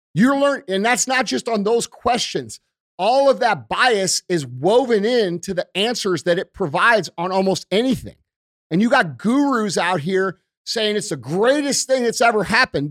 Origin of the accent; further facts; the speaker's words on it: United States; we as American people